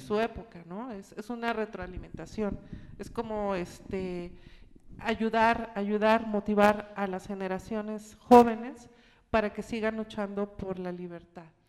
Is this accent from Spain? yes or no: no; Acapulco, Guerrero, Mexico; moved away; mi ciudad natal, en la cual vivía en ese entonces, Acapulco